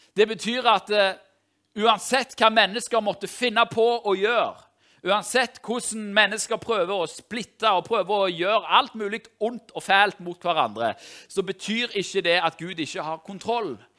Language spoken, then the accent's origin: Norwegian; Tau, Rogaland, Norway; moved away; jeg er fra Tau i Ryfylke